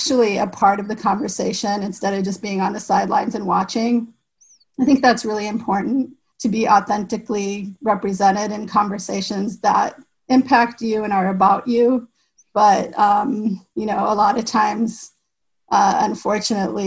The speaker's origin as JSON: {"language": "English", "region": "Iowa", "country": "United States", "tie": "born or raised there", "said": "I grew up in Iowa"}